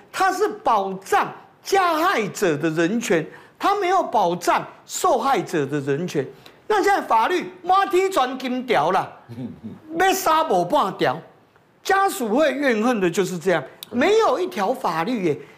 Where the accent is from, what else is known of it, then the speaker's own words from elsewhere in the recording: Taiwan; 我们台湾人民大家都很聪明嘛